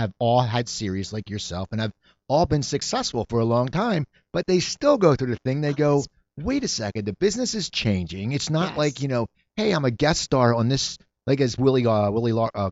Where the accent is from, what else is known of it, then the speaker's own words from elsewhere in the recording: Cherry Hill, New Jersey, United States; now in Burbank, United States; I grew up in Cherry Hill, New Jersey